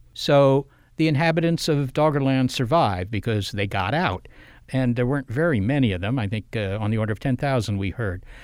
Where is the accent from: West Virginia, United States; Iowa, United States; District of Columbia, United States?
District of Columbia, United States; Washington; I grew up in the Washington, D C area